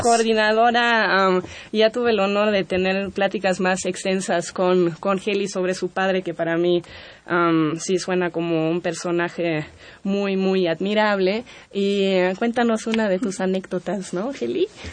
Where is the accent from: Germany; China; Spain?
Germany; Spanish is a second language; now in Mexico; a mí como alemana